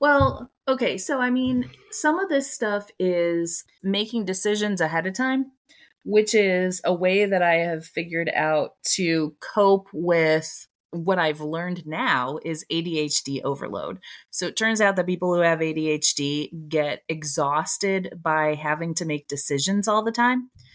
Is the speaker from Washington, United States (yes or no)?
no; Toledo, Ohio, United States; moved away as an adult; also born or lived in Ann Arbor, Michigan; my hometown is 45 minutes away from Ann Arbor. So I, when I lived in Ann Arbor, was going down to Toledo a lot to see my friends from high school.